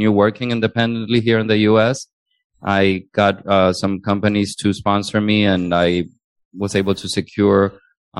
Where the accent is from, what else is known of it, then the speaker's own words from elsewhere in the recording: Honduras; English is a second language; moved away as an adult; now in United States; I was originally born and raised in Honduras